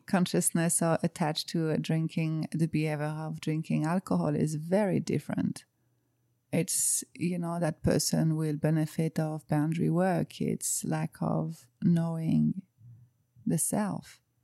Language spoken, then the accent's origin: English; France; English is a second language; moved away as an adult; now in Cayman Islands; you can probably hear with my accent, I'm from France. I live in the Cayman Islands since four years now.